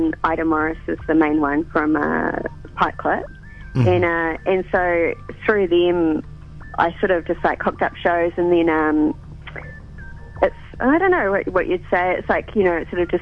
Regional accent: New Zealand; now in Australia; I'm definitely a Kiwi in a foreign country

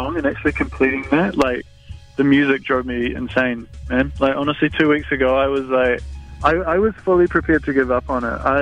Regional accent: West Otago, New Zealand; now in Auckland, New Zealand; I grew up in West Otago, and it's a very different buzz up here

